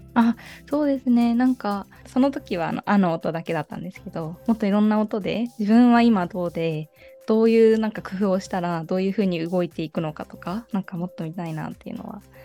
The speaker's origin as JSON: {"language": "Japanese", "country": "Japan", "tie": "born or raised there", "said": "日本まで日本育ちで"}